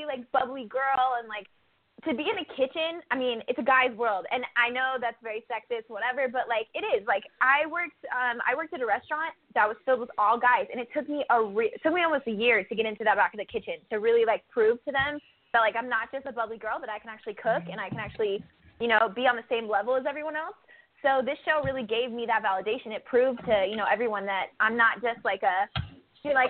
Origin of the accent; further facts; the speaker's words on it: New Hartford, New York, United States; now in Las Vegas, United States; I'm from upstate New York. So I was born in New Hartford, New York, and I lived there for a while